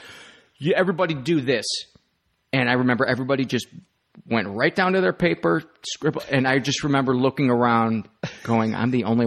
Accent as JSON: {"language": "English", "town": "Homewood", "region": "Illinois", "country": "United States", "tie": "born or raised there", "said": "I grew up in Homewood, went to St. Joe's grade school, and then went to the high school we shared with Flossmoore."}